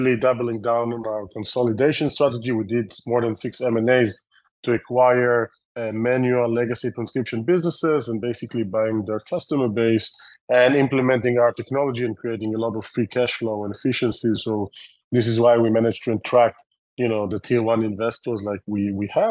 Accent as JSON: {"language": "English", "country": "Israel", "accent": "Israeli", "second_language": "English", "said": "my terrible Israeli accent"}